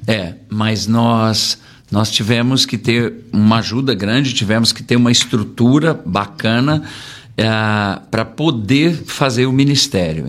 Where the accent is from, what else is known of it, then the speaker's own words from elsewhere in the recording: São Paulo, Brazil; Nós somos de São Paulo